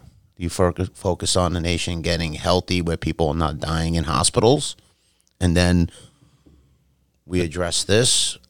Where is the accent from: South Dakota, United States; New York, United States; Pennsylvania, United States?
New York, United States; New York City; When I was growing up on Arthur Avenue, like I told you, man, it was like a little melting pot there.